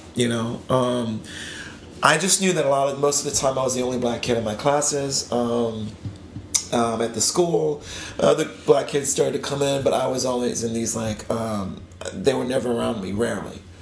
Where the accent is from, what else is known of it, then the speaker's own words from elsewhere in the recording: Spartanburg, South Carolina, United States; moved away; I grew up in South Carolina